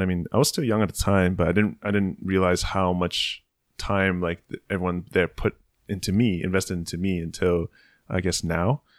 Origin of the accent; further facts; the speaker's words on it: San Francisco, California, United States; moved away as an adult; also born or lived in San Jose; now in Tokyo, Japan; born and raised in San Francisco